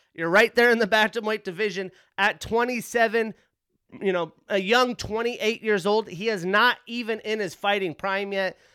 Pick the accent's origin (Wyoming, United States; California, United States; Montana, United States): Wyoming, United States; Pinedale; moved away; My first time in my hometown, Pinedale, Wyoming, since, I wanna say two thousand ten, two thousand eleven